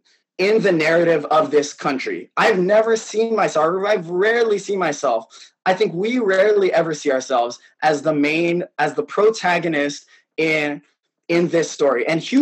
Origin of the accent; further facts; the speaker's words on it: Philippines; just by virtue of being Filipino and trying to be excellent at what